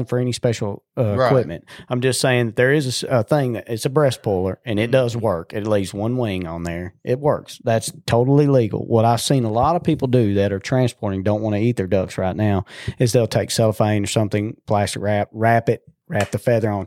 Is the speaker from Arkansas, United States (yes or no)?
yes; Dagmar, Arkansas, United States; also born or lived in Brinkley, Arkansas; I grew up in Cache River Bottoms up in Dagmar. That's where I come from.